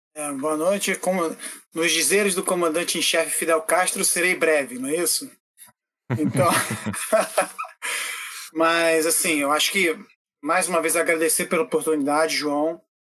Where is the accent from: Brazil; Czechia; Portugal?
Czechia; Prague; moved away; na minha cidade natal, em Praga